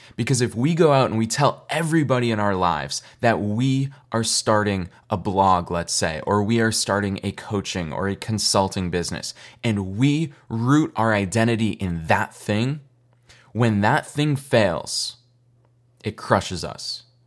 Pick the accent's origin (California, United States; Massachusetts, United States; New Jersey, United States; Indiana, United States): Massachusetts, United States; Boston; also born or lived in upstate New York; I grew up in Boston, but I have so much family in New York. I was born in upstate New York